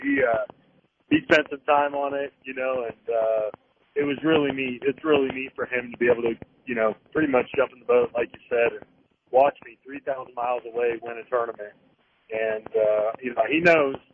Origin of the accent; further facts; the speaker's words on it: California, United States; now in Guntersville, United States; growing up in California, fishing Clear Lake, fishing the Delta with the drop shot for shallow largemouth